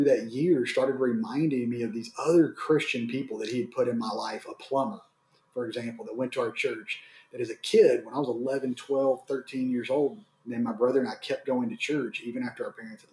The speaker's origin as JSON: {"language": "English", "town": "Waco", "region": "Texas", "country": "United States", "tie": "born or raised there", "also_born_or_lived": "Dallas", "said": "I grew up in Waco, Texas."}